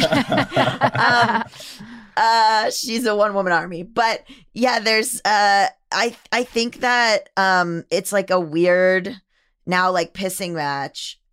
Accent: Florida, United States; I am from Florida, born and raised

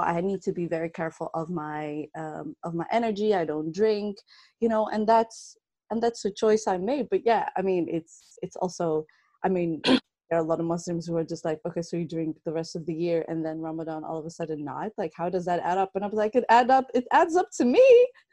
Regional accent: Netherlands; I was born and raised in the Netherlands

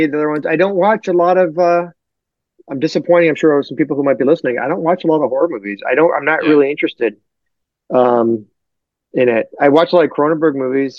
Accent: Detroit, Michigan, United States; I'm from Detroit

